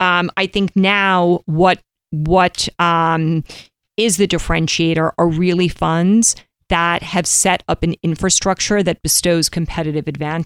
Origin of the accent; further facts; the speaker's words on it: New York City, New York, United States; growing up in New York, I don't know. I didn't like, I went to Stuyvesant.